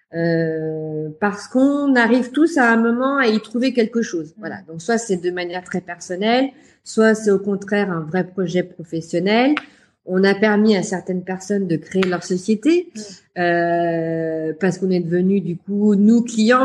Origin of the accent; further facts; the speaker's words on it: Lyon, Auvergne-Rhône-Alpes, France; j'ai trouvé du travail à Lyon, comme quoi je ne devais pas quitter ma ville natale